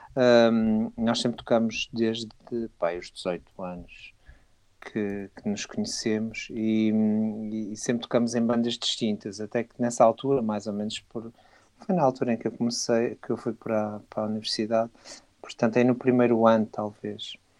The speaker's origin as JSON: {"language": "Portuguese", "town": "Porto", "region": "Norte", "country": "Portugal", "moved": "yes", "lives_now": "Alentejo, Portugal", "said": "eu sou do Porto, atenção, mas já moro cá há muito tempo e já, e já me considero de cá quase."}